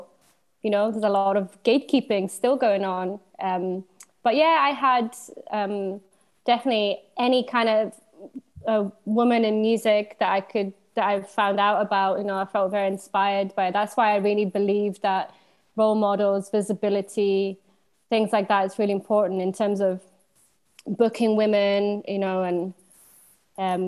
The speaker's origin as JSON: {"language": "English", "town": "Ljubljana", "country": "Slovenia", "also_born_or_lived": "London", "moved": "as an adult", "lives_now": "Glasgow, United Kingdom", "said": "So I'm originally from Slovenia. I'm from Ljubljana, Slovenia"}